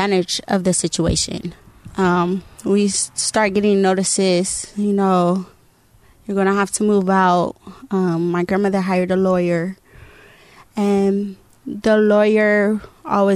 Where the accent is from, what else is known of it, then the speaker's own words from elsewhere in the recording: Lakewood, California, United States; also born or lived in Victorville, California; I grew up in Lakewood, California. I graduated from Cerritos High School